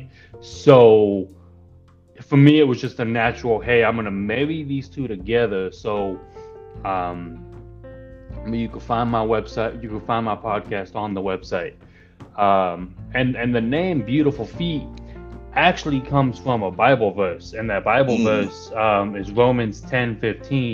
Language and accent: English; Arizona, United States; also born or lived in California; But I moved to Arizona when I was about 10. So I've been in Arizona ever since